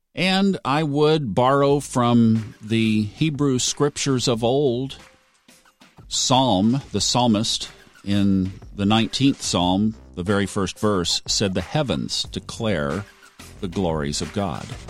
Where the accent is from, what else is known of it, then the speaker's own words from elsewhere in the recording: United States; as an American